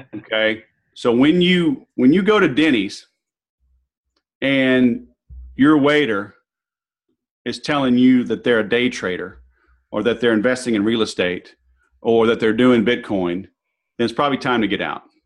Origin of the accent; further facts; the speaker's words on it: the South, United States; now in Southern California, United States; I'm from the South